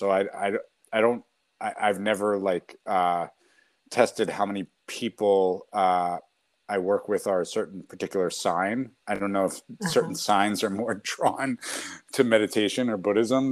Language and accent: English; New York City, New York, United States; I grew up in New York City